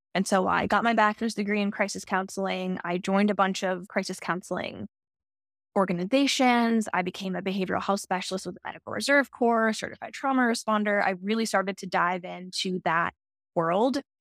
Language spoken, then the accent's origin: English; Centre County, Pennsylvania, United States; I grew up smack in the middle, in Center County, right in the middle of the state